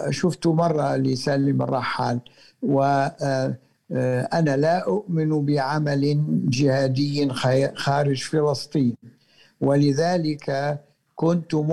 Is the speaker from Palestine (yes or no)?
yes; Palestine; باعتباري فلسطيني وهو فلسطيني أصله